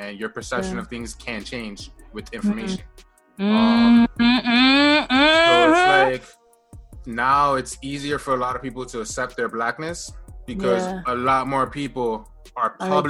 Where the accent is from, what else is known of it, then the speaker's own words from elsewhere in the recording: United States; I was like, no, I'm American. Yeah. So it's like, my title would be African-American